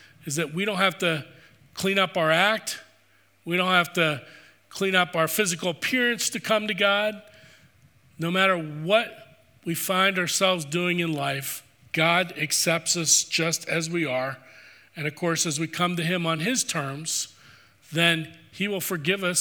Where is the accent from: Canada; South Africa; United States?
United States; East Coast; I grew up on the East Coast.